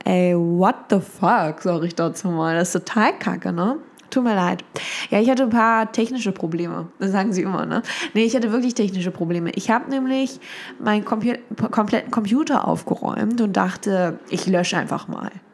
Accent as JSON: {"language": "German", "country": "Germany", "tie": "born or raised there", "said": "ich liebe meine Stadt, das ist ja meine, das ist ja meine Heimatstadt"}